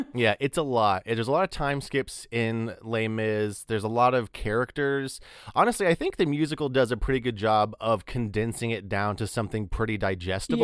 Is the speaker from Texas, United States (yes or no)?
yes; near Amarillo, Texas, United States; moved away; nearby my hometown, there was a, a, the big city that, it was Amarillo